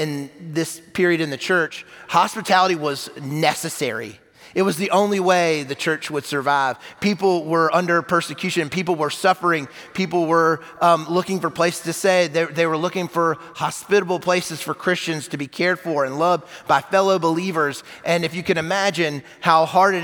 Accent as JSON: {"language": "English", "region": "South Carolina", "country": "United States", "moved": "as an adult", "lives_now": "Huntsville, United States", "said": "I was in my 20s, and I'm from South Carolina"}